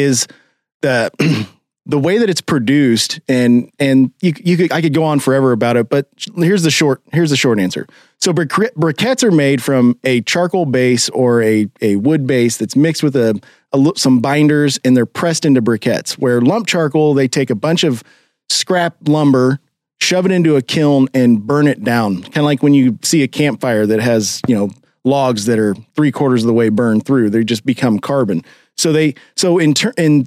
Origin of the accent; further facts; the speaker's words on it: Kansas City, United States; growing up in Kansas City